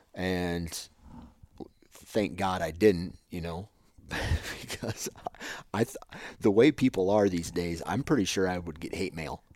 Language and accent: English; Iowa, United States; I grew up one way in Iowa